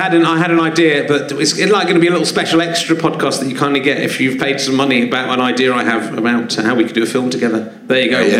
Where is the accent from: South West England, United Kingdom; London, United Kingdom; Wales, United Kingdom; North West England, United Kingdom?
South West England, United Kingdom; Cheddar; I come from Cheddar.